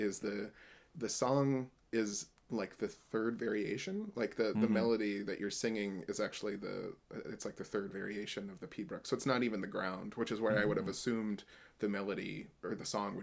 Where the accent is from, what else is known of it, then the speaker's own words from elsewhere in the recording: United States; I'm an American